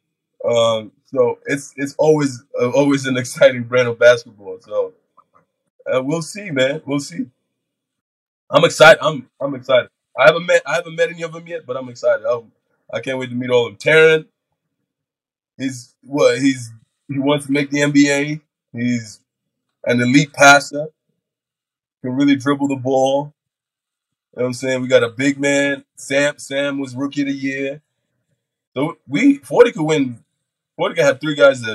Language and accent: English; Canberra, Australian Capital Territory, Australia; moved away as an adult; now in Cairns, Australia; This is my hometown. This is where I grew up.